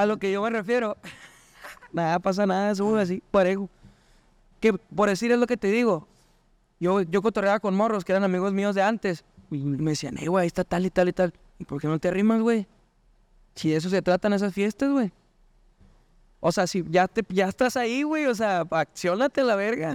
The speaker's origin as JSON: {"language": "Spanish", "region": "Chihuahua", "country": "Mexico", "said": "soy de Chihuahua"}